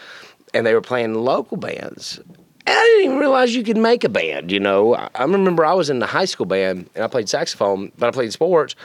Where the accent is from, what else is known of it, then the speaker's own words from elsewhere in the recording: Wilkesboro, North Carolina, United States; accent: twang; now in Cleveland, United States; I am from Wilkesboro, North Carolina